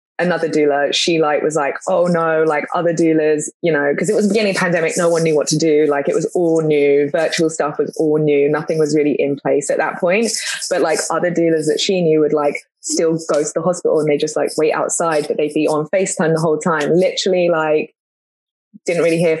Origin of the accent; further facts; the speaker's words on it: London, United Kingdom; moved away as an adult; now in United States; growing up in a big city and being from London